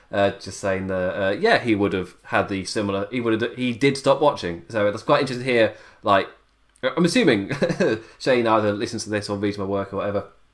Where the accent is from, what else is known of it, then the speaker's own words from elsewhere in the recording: England, United Kingdom; I'm English